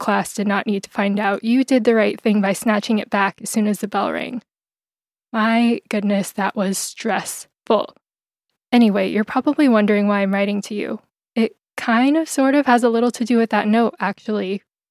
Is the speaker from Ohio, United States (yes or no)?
no; San Diego, California, United States; I'm a Phil-Am filmmaker from San Diego, California